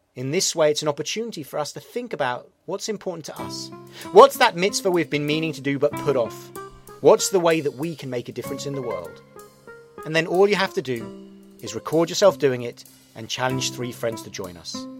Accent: England, United Kingdom; now in New York, United States; I'm an Englishman in New York

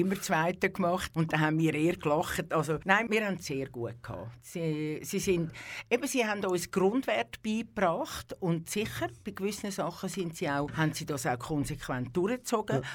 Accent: Küsnacht, Zurich, Switzerland; Ich bin in Küsnacht am Zürichsee aufgewachsen, also äh, ja, auf die Welt gekommen und aufgewachsen

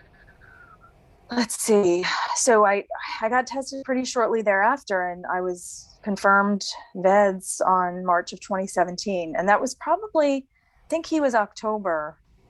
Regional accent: New Jersey, United States; moved away as an adult; now in North Carolina, United States; Right now, I'm living in North Carolina. I'm originally from New Jersey. I've been here about 8 years

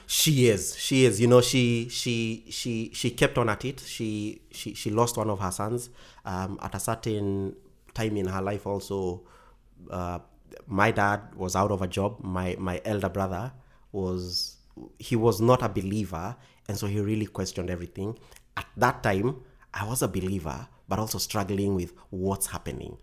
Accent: Kenya; our communities back in Kenya

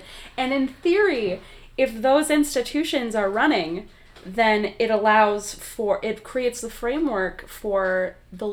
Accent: Wisconsin, United States; I'm from Wisconsin

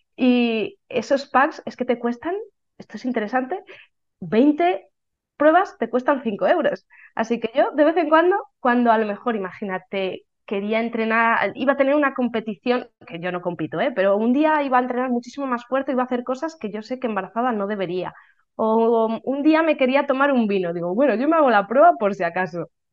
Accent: Valladolid, Castile and León, Spain; soy de Valladolid

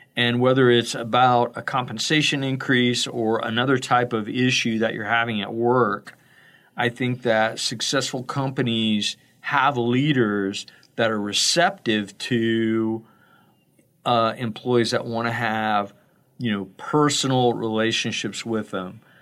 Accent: Florida, United States; I'm from Florida

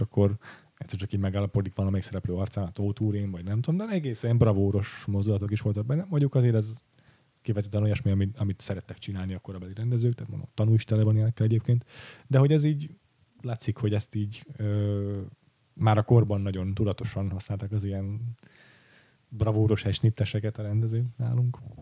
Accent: Western Hungary, Hungary; én meg Nyugat-Magyarországról származok

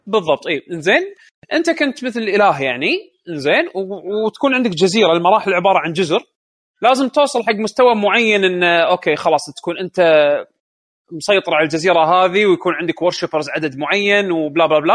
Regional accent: Kuwait; عندنا بالكويت

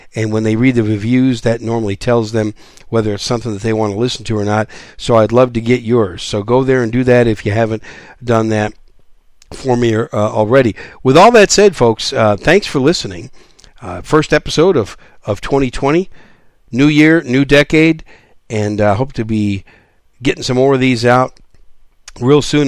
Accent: Wisconsin, United States; also born or lived in New York City; I was born in New York City. I was raised in Wisconsin.

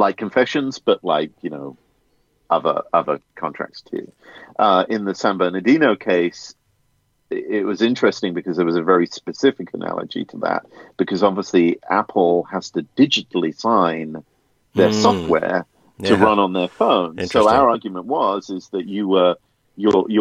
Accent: United Kingdom; I'm a Brit

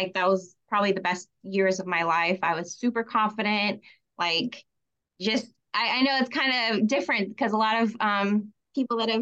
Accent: Tampa, Florida, United States; moved away as an adult; also born or lived in Utah / Las Vegas, Nevada; I was born in the Tampa area.

